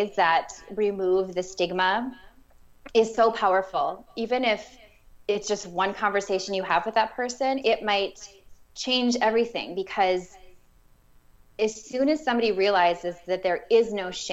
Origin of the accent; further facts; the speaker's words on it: Minnesota, United States; I am from Minnesota